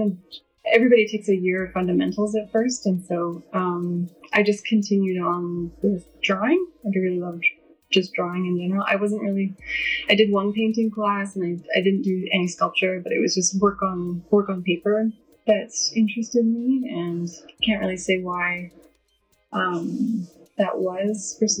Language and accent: English; Edmonton, Alberta, Canada; also born or lived in Saskatoon; I'm from Edmonton. I was born in Saskatoon, but and moved around the prairies a few times, so basically Edmonton's home.